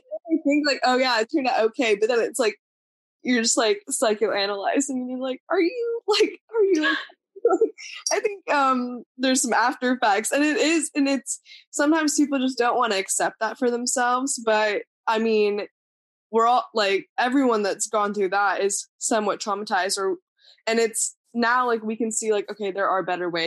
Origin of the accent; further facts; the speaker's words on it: India; born there; moved away; I was born in India.